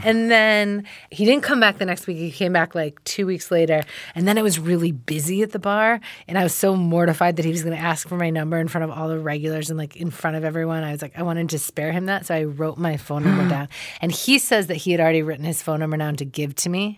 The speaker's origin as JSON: {"language": "English", "town": "Ann Arbor", "region": "Michigan", "country": "United States", "said": "I'm from Ann Arbor, Michigan"}